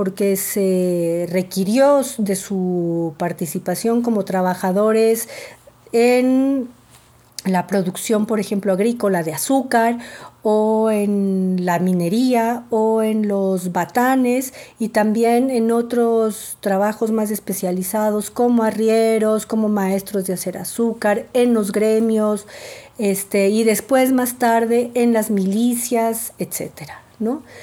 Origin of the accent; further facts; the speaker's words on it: Ecuador; now in Mexico; eh, soy mexicana y ecuatoriana, nací en Ecuador y vivo en México desde hace mucho tiempo